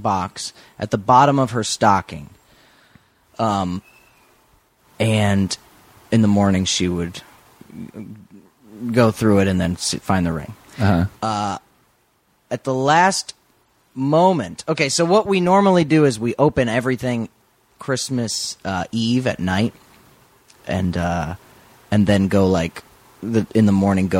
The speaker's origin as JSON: {"language": "English", "region": "Florida", "country": "United States", "said": "I am from Florida."}